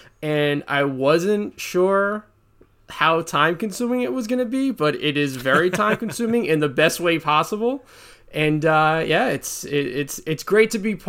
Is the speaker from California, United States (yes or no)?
no; Long Island, New York, United States; I'm from Long Island, New York.